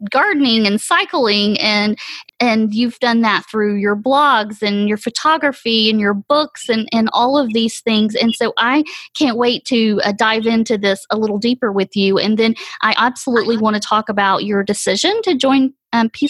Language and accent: English; Atlanta, Georgia, United States; Atlanta's just incredible. I love it. I'm a native.